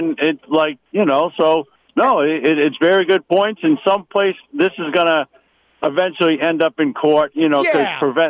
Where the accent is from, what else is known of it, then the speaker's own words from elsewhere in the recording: Boston, Massachusetts, United States; moved away; I'm originally from Boston.